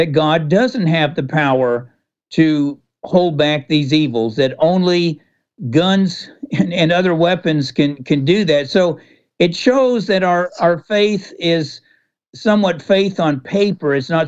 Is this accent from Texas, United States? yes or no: yes; Texas, United States; I'm from Texas myself.